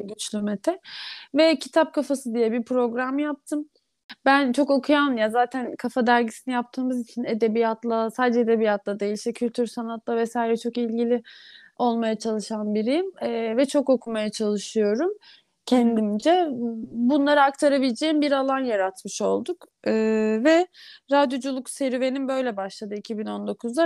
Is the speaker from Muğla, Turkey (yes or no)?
no; Istanbul, Turkey; Doğma büyüme İstanbulluyum